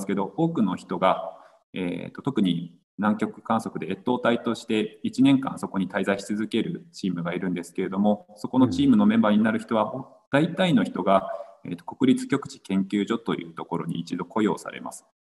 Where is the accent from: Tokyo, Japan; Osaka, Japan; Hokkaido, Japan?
Hokkaido, Japan; Sapporo; also born or lived in Hakodate; 北海道の札幌市出身です。